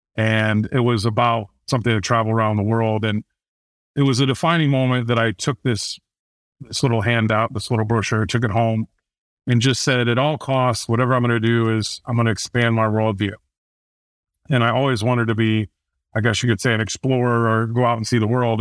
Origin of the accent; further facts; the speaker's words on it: Fort Wayne, Indiana, United States; I grew up in Fort Wayne, Indiana, uh, very small town